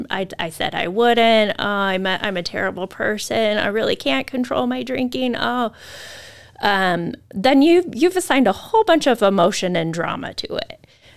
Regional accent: Moscow, Idaho, United States; I grew up in a college town. I grew up at in Moscow.

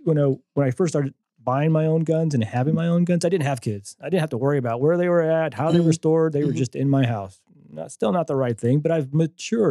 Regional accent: Texas, United States; I grew up in Texas

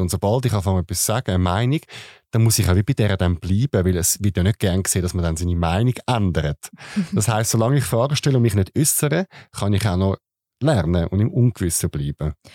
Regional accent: Switzerland; als Schweizer

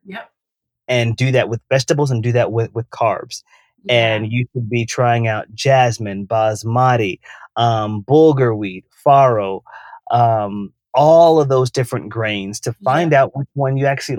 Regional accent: the South, United States; I come from the South.

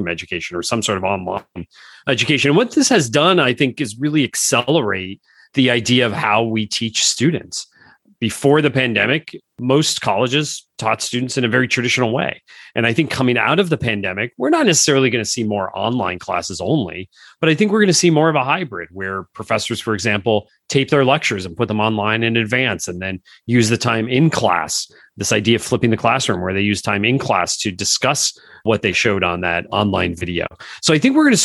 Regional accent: Northeastern Pennsylvania, United States; I was born and raised in Northeastern Pennsylvania

